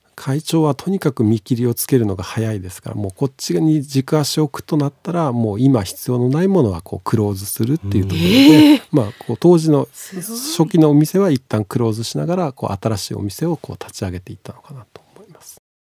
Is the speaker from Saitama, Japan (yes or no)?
no; Tsukuba, Ibaraki, Japan; born or raised there